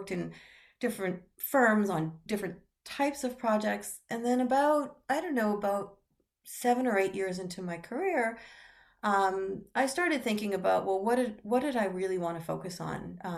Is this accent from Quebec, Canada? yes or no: yes; Montreal, Quebec, Canada; I grew up in a household where my father and stepmother were pretty deep environmentalists when I was growing up in Montreal, Canada.